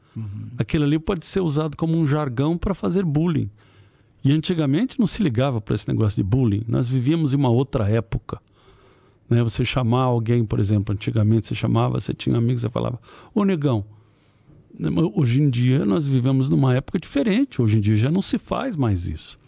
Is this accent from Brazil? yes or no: yes; Ceará, Brazil; moved away; eu fui criado no Ceará